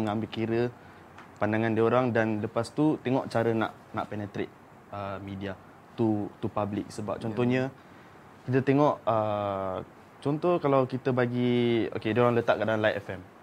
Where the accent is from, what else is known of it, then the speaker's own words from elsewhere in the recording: Malaysia; kita sebagai rakyat Malaysia